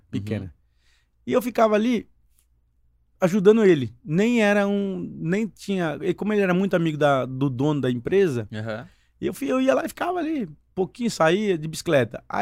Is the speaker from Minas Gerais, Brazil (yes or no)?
no; Indaiatuba, São Paulo, Brazil; born or raised there; also born or lived in Foz do Iguaçu, Paraná / Mato Grosso